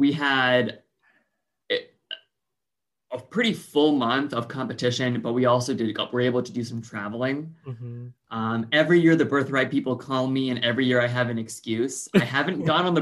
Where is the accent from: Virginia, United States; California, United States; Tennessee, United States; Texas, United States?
California, United States; Bay Area, suburbs of San Francisco; I grew up in the Bay Area, mm-hmm. In the suburbs of San Francisco